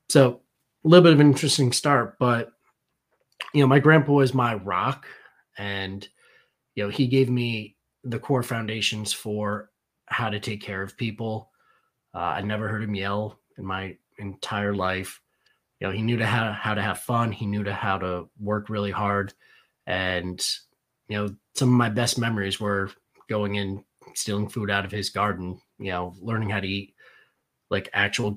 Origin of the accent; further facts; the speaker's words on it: Danbury, Connecticut, United States; I grew up in Danbury, Connecticut